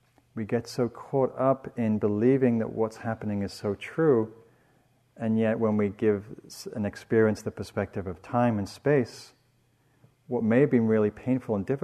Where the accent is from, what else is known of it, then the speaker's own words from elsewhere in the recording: England, United Kingdom; When I grew up in England, first I was raised in the South